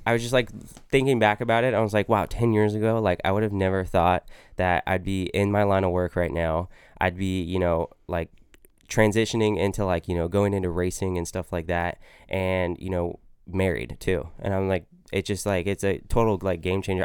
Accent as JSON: {"language": "English", "town": "Modesto", "region": "California", "country": "United States", "tie": "born or raised there", "also_born_or_lived": "Santa Clara, California", "said": "I grew up in Modesto, California. We moved there when I was about five or six, I believe"}